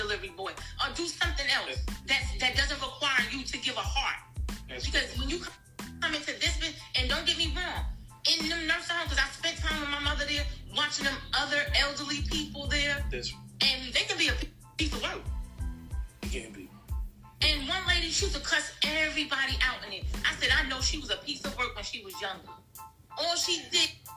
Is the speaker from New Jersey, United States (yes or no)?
yes; New Jersey, United States; now in Georgia, United States; I'm from New Jersey